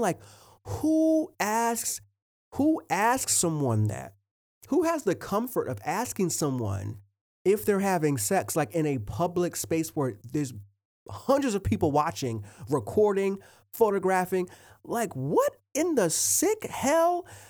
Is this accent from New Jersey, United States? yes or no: yes; Willingboro, New Jersey, United States; also born or lived in Port Richmond, Philadelphia, Pennsylvania; I was born in Port Richmond, Philadelphia, um, and then a, at about age four, I moved to Willingboro, New Jersey, and that's a, that's the suburbs.